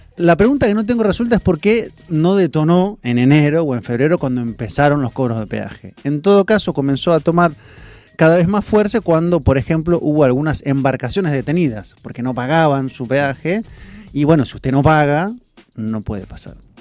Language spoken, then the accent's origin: Spanish; Argentina